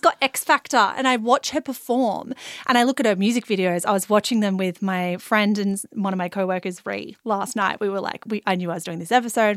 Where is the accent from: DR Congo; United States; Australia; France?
Australia; I'm obviously Australian.